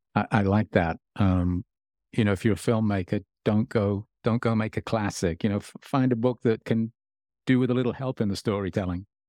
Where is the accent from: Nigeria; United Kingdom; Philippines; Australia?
United Kingdom; Birmingham, West Midlands; moved away as an adult; now in Los Angeles, United States; I grew up in Birmingham